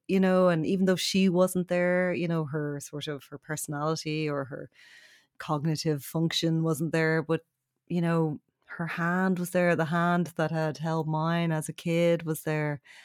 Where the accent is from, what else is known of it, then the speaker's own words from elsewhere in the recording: Ballybrack, County Dublin, Ireland; we uh, were raised in Ballybrack, which is a few kilometres away.